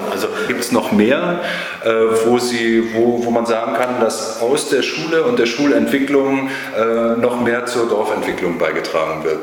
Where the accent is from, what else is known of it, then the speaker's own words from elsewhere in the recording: Bavaria, Germany; now in Ahlbeck, Germany; wohne seit 1994 hier in Aalbeck, bin aus Bayern hier zugezogen mit Familie, vier erwachsene Kinder